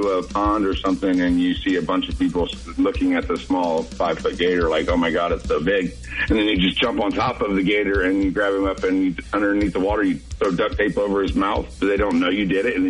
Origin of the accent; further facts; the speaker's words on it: Florida, United States; also born or lived in Ohio / Okeechobee, Florida; I'm from Florida. Well, originally from Ohio, but I moved to Florida when I was young.